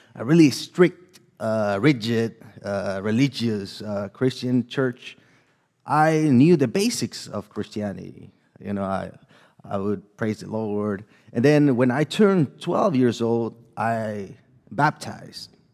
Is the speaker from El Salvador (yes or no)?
yes; El Salvador; English is a second language; moved away; I'm from El Salvador. So if you might hear a little bit of my accent and a little bit of, uh, struggles with my second language in here